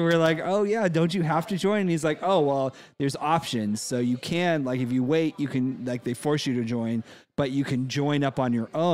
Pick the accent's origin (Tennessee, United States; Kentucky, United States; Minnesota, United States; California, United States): California, United States; accent: California; moved away; also born or lived in Napa Valley; I'm from California, and when I moved here